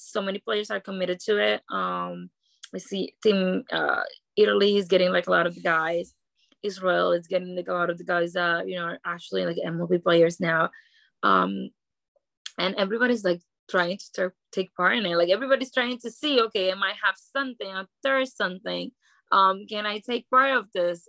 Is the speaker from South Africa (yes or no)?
no; Dominican Republic; moved away; I grew up in the Dominican Republic